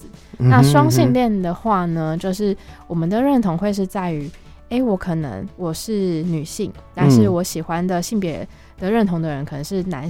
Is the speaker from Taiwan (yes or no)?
yes; Kaohsiung, Taiwan; 然后我是高雄人，我来自高雄。